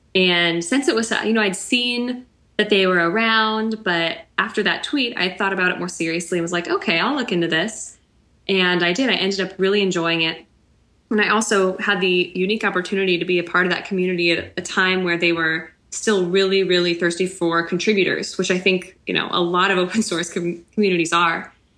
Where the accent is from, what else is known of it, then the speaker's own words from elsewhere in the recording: Kansas City, United States; moved away as an adult; also born or lived in central Illinois; now in outside Chicago, United States; I grew up in Kansas City, but was teaching in central Illinois, and now I'm living outside Chicago